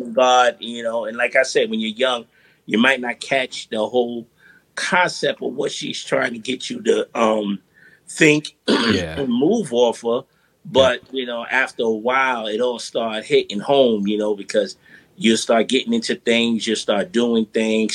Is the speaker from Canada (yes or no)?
no; New York City, New York, United States; born and raised in Brooklyn, yeah. Brownsville